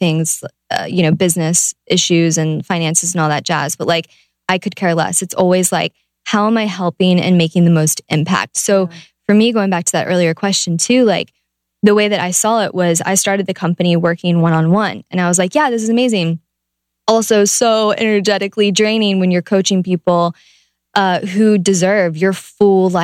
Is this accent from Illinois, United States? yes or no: no; Ohio, United States; I'm from Ohio